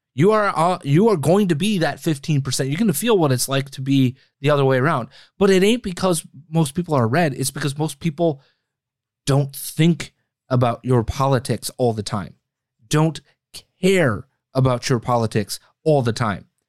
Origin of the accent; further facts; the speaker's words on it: Green Bay, Wisconsin, United States; moved away as an adult; my hometown, Green Bay, Wisconsin. That's where I'm from. That's where I lived for all of my childhood.